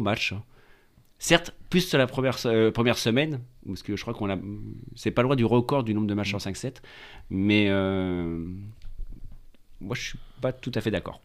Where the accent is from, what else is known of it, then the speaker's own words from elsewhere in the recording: France; on est des Français